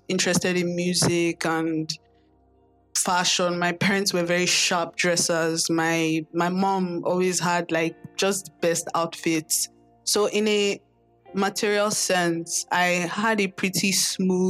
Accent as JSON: {"language": "English", "region": "Lagos", "country": "Nigeria", "tie": "born or raised there", "said": "I grew up in Lagos, Nigeria, born and bred in Lagos"}